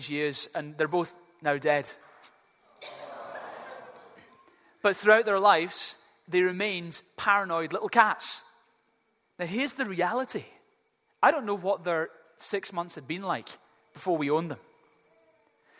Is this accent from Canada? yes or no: no; Glasgow, Scotland, United Kingdom; I had two little cats when I was growing up in Glasgow